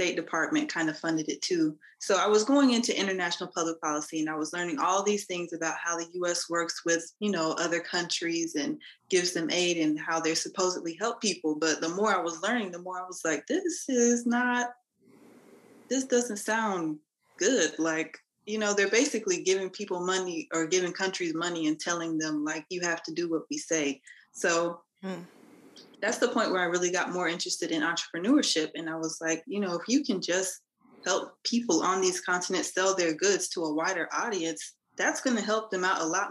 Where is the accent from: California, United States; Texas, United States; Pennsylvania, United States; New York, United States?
Texas, United States; Dallas; I'm from Dallas